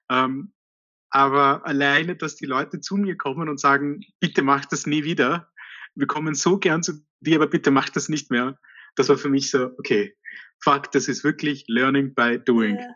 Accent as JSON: {"language": "German", "country": "India", "tie": "born or raised there", "said": "in meiner Kindheit habe ich regelmäßig Sojabällchen gegessen, weil ich bin in Indien aufgewachsen und Fleisch ist dort teuer"}